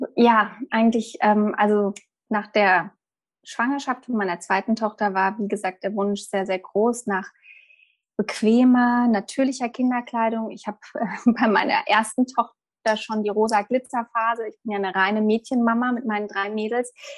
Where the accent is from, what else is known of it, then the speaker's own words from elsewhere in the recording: Germany; moved away as an adult; now in Mallorca, Spain; bei uns in Deutschland